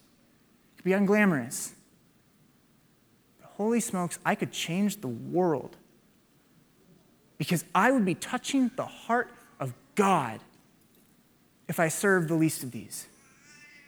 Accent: Waukee, Iowa, United States; I grew up in Waukee

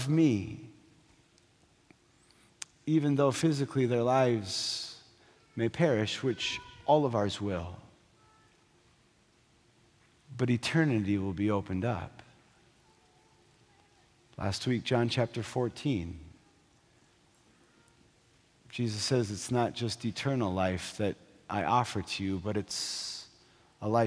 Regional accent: North Dakota, United States; I grew up in North Dakota

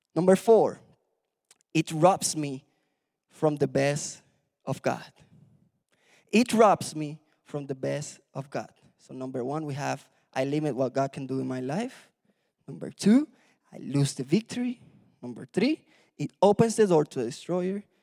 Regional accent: Puerto Rico; moved away; I was born in Puerto Rico

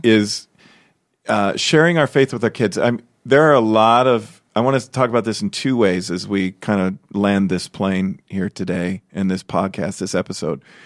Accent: Chicago, Illinois, United States; now in Des Moines, United States; I'm from Chicago. I grew up there.

